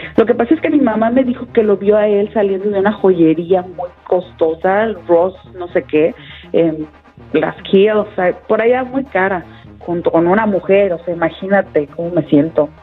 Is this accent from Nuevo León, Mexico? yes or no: no; Guadalajara, Jalisco, Mexico; Nosotros somos de Guadalajara